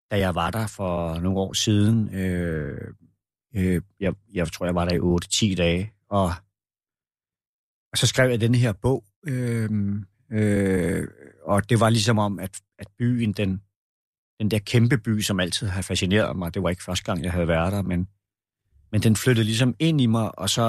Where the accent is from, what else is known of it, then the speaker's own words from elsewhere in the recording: Roskilde, Zealand, Denmark; born there; Jeg er jeg, jeg husker det jo ikke selv, men man har fortalt mig, at jeg er født i Roskilde.